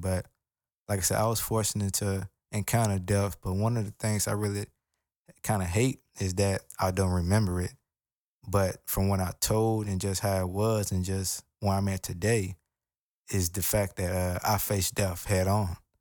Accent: United States; I'm African American and, you know, even growing up in, in the hood

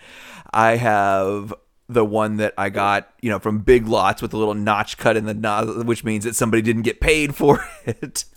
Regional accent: the South, United States; I'm from the South.

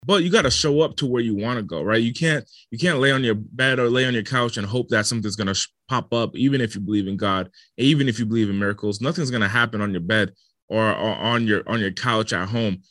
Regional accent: Rhode Island, United States; moved away as an adult; also born or lived in Los Angeles; I come from the smallest state in the country and Rhode Island, and I was raised in the smallest city

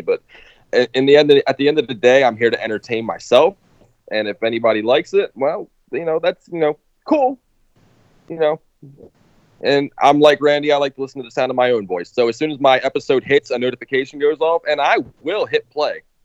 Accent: Baltimore, Maryland, United States; I'm nobody from Baltimore

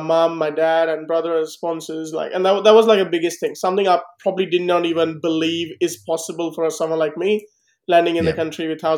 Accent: India; moved away as an adult; now in Australia; I'm an Indian guy who's chosen to be an Australian

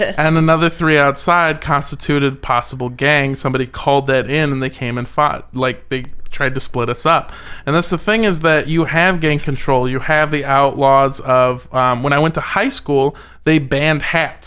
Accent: Los Angeles, California, United States; also born or lived in Indio, California; My hometown of Indio, California, and I grew up in Los Angeles for most of my life

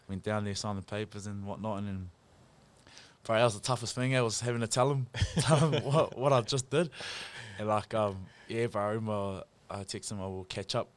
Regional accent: Pukekohe, Auckland, New Zealand; moved away; also born or lived in Nelson; I'm originally from Pookie up north

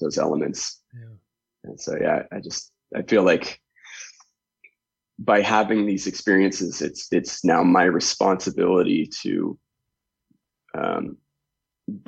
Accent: Canada; I grew up in Canada

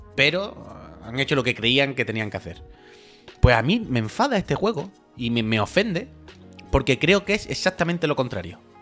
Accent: Andalusia, Spain; born or raised there; accent: Andalusian

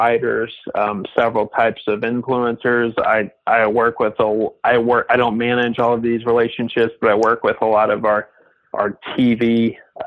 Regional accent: Bloomsdale, Missouri, United States; also born or lived in Oregon; now in West Point, Mississippi, United States; I grew up in a tiny town in Southeast Missouri.

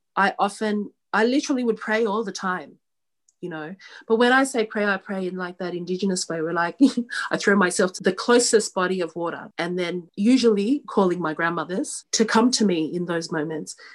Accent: Sydney, New South Wales, Australia; I'm Australian born. I was born here in um, Sydney, Australia

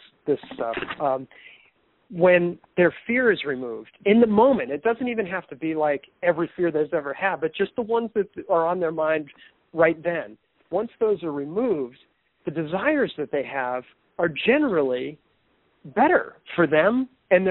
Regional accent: East Coast, United States; I'm from the East Coast

